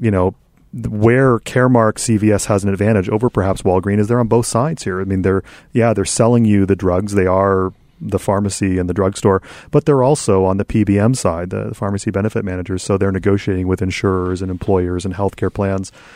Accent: Canada; as the Canadian interloper

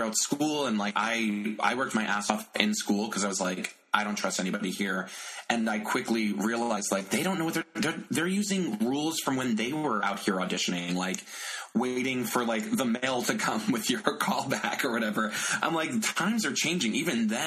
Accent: Bay Shore, New York, United States; I'm from Long Island originally.

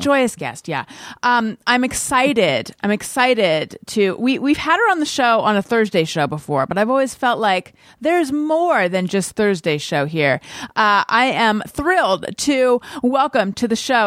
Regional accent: California, United States; moved away as an adult; also born or lived in New York; I'm from California originally

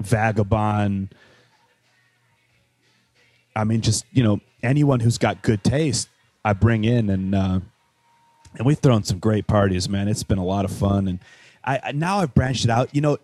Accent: Wales, United Kingdom; So like growing up in Wales, I had this friend, James Ranson, who lived in Manchester.

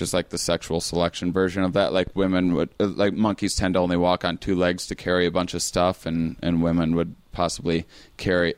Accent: small town outside La Crosse, Wisconsin, United States; a small town in, in Wisconsin. It's outside of the city called La Crosse.

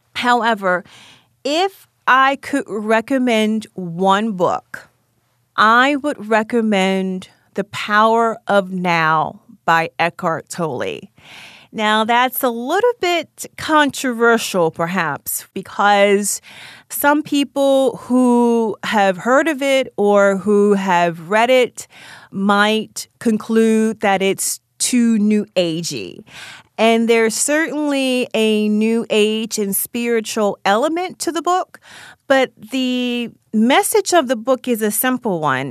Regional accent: Baltimore, Maryland, United States; also born or lived in Howard County, Maryland; I grew up in Baltimore, Maryland, on the East Side. I lived there with my mother and my sister, And when I was in middle school, I moved to Howard County, Maryland

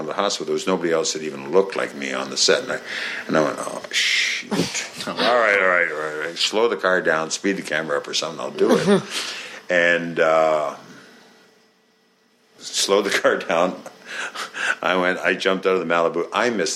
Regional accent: Canada; accent: Canadian; I came up in Canada. I'm from Canada

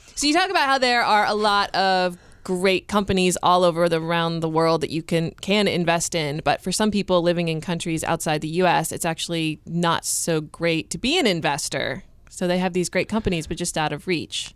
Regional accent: United States; I'm American

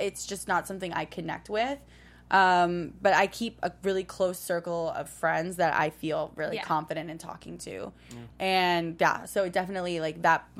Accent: New York City, New York, United States; now in Los Angeles, United States; starting from middle school up until basically when I moved to LA from New York City.

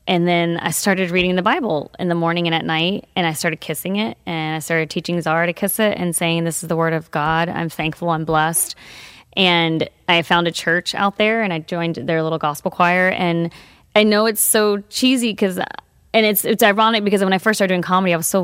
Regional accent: Texas, United States; we're from Texas

